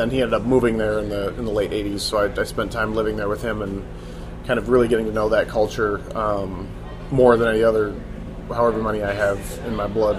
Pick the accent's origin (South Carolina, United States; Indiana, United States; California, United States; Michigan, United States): Michigan, United States; Ann Arbor; also born or lived in Virginia / New York City; now in San Francisco, United States; I was born in Ann Arbor, Michigan, and lived there, spent basically young years between there, Virginia for a little while, and then my parents split when I was like 5, so my dad moved to New York City, and my mother was still in Michigan, so it was back and forth between those two basically through childhood